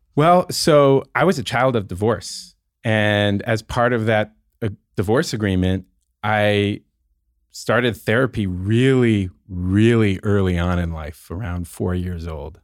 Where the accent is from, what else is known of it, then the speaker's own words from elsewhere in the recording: San Francisco, California, United States; the life that I experienced growing up in the Bay Area in San Francisco